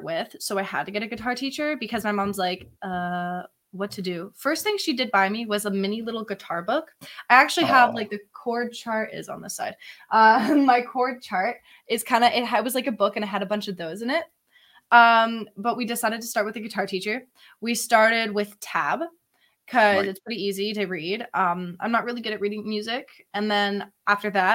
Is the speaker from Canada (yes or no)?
yes; Barrie, Ontario, Canada; I'm from Barrie